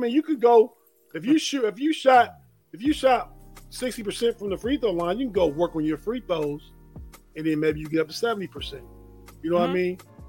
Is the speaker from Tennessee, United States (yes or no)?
no; Youngstown, Ohio, United States; I'm from Youngstown.